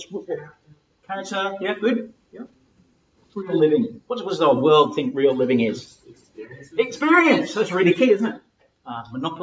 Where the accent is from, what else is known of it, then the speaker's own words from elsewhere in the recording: England, United Kingdom; also born or lived in Lagos, Nigeria; I'm from England